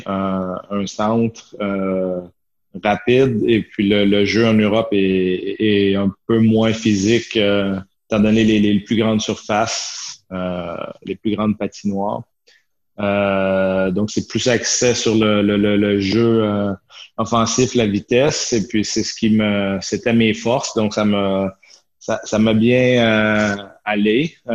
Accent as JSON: {"language": "French", "town": "Chambly", "region": "Quebec", "country": "Canada", "tie": "born or raised there", "also_born_or_lived": "Shawinigan / United States / Italy / Sweden", "moved": "as an adult", "lives_now": "Switzerland", "said": "moi, j'étais j'étais en Montérégie, à Chambly. Je suis né à Chambly. J'ai fait mon hockey mineur euh, euh, sur la rive sud."}